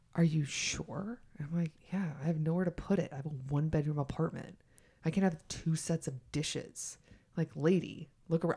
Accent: the South, United States; moved away; also born or lived in New York; I'm from the South

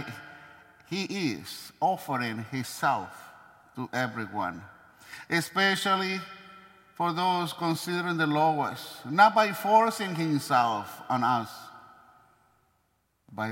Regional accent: Maracaibo, Zulia, Venezuela; moved away; my hometown

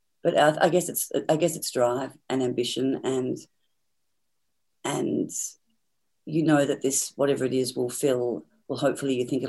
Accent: Tasmania, Australia; And I think growing up in Tasmania was very, very difficult, because my parents didn't like children

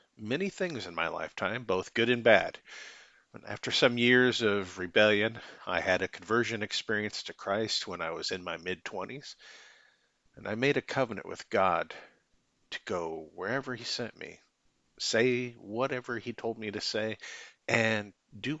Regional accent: Michigan, United States; now in Independence, United States; I'm originally from Michigan, currently reside in Independence, Missouri

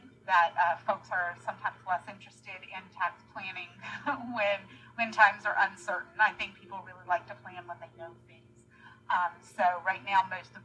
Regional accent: North Carolina, United States; moved away; I'm a North Carolina girl

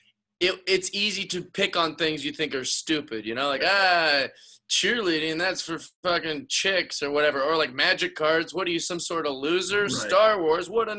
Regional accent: Seattle, Washington, United States; I grew up in Seattle, Washington

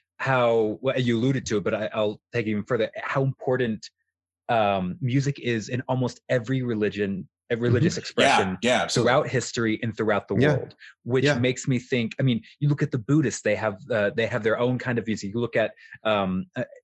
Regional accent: Colorado, United States; moved away as an adult; also born or lived in New York City; I flew to where I am now, to my hometown of Colorado

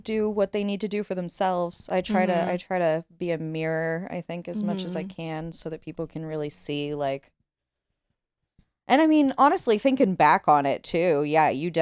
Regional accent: Fort Wayne, Indiana, United States; also born or lived in Burbank, Los Angeles, California; we moved here when I was 7

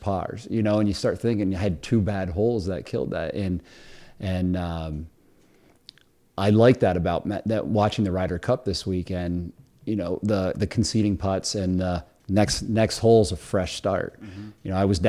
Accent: Cliff Haven, New York, United States; I grew up in Cliff Haven

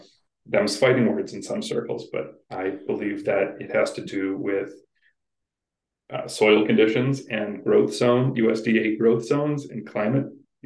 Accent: Michigan, United States; I'm coming from Michigan

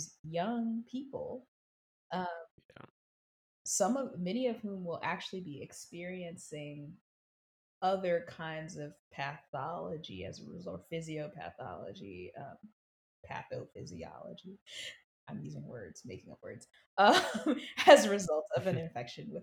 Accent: South Carolina, United States; moved away; I grew up in South Carolina

